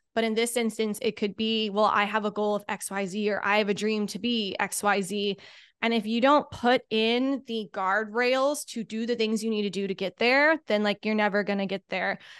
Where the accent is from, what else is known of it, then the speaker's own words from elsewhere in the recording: Indianapolis, Indiana, United States; moved away as an adult; I'm from Indianapolis, so very far away.